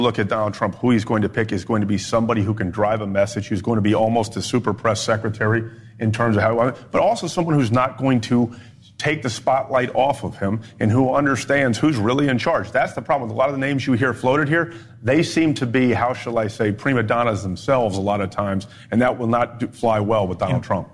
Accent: Florida, United States; my home state of Florida

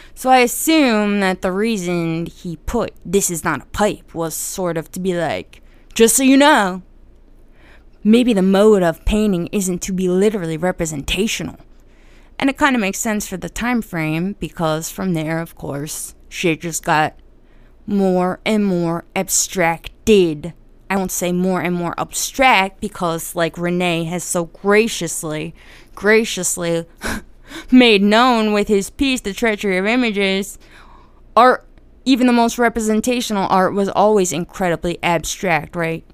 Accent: New Jersey, United States; I'm Italian, by the way, and I'm from Jersey

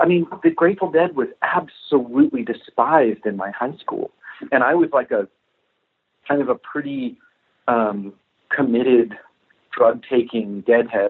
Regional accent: Florida, United States; I grew up in Florida

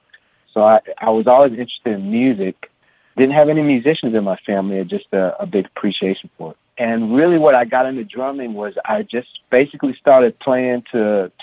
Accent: San Francisco, California, United States; I was born and raised in San Francisco, California, in the Haight-Ashbury district.

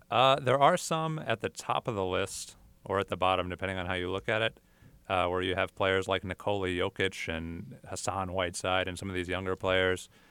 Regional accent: Syracuse, New York, United States; I'm from Syracuse

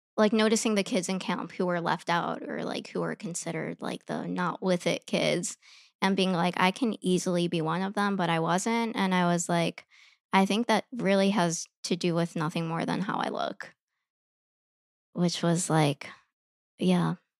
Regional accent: Chicago, Illinois, United States; I grew up in Chicago

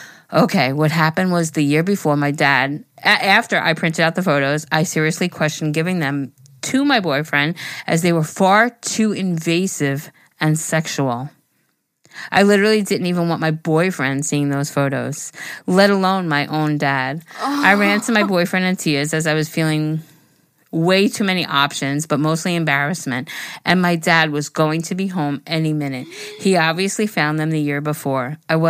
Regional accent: Toronto, Ontario, Canada; I'm from Toronto and my boyfriend is from Vancouver.

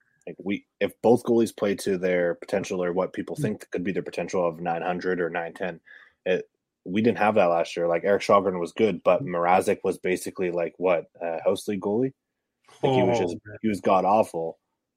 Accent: Barrie, Ontario, Canada; me and Scott are from, I don't know if you've ever heard of it, Barrie

